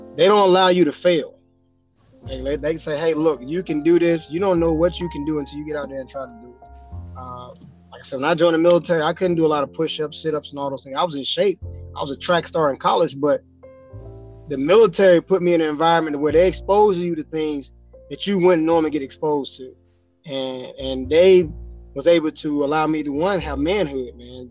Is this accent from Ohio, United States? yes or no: no; Spartanburg, South Carolina, United States; now in West Kentucky, United States; I'm from South Carolina, Spartanburg, South Carolina